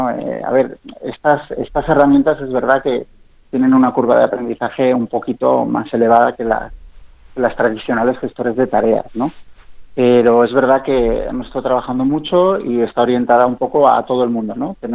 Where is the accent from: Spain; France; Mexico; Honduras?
Spain; Zaragoza, Aragon; Bueno, yo soy de, soy de Zaragoza, pero, pero tengo trampa, ¿no?